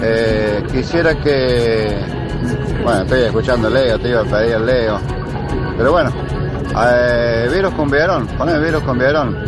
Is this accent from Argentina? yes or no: yes; Achiras, Córdoba, Argentina; Soy de Achiras, provincia de Córdoba